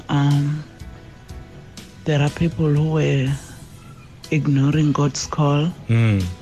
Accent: Lebombo, Limpopo, South Africa; I'm from Libombo.

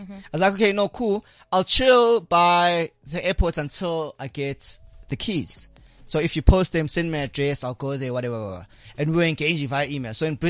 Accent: South Africa; I'm from South Africa.

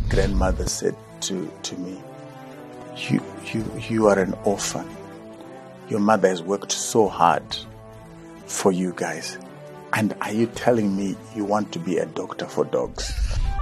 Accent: Chinhoyi, Mashonaland West, Zimbabwe; also born or lived in Murombedzi / Kambuzuma, Harare; I was from Chikonono in, uh, in Chinoy

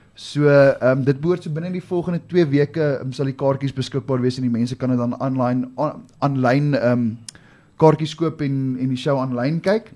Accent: South Africa; ek is nie Italiaans nie. Ek is 'n Suid-Afrikaner, born, bred, raised

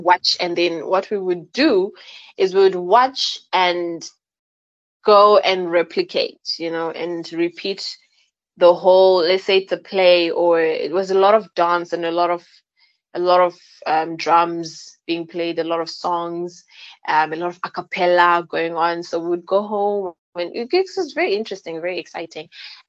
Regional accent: Bulawayo, Zimbabwe; I was raised, I was born in Bulawayo, and my parents were both teachers at the time.

